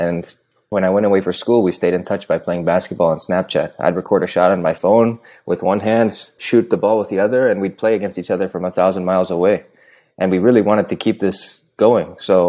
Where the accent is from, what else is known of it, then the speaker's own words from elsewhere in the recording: Milwaukee, Wisconsin, United States; moved away as an adult; co-founder at Huppa. Lyth and I, we grew up together in Milwaukee, Wisconsin.